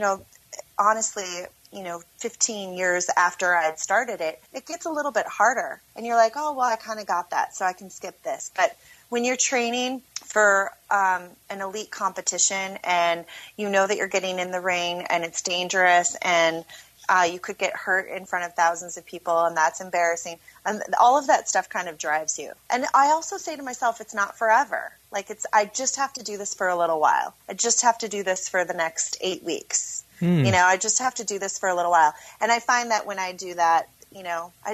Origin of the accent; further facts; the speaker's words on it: Minneapolis, Minnesota, United States; also born or lived in Las Vegas; I'm from Minneapolis